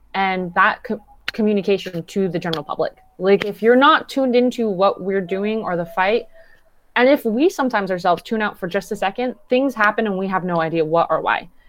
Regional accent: Downey, California, United States; I grew up and live in Downey, California.

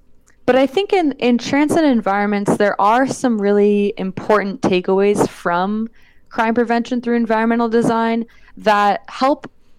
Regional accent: California, United States; now in Los Angeles, United States; So again, I'm not from Los Angeles. I moved here like 7 years ago. So the perspective I have is very much of an outsider. My perspective more in the Bay Area is one of like, oh yeah, these are like the things that I saw when I was a youth

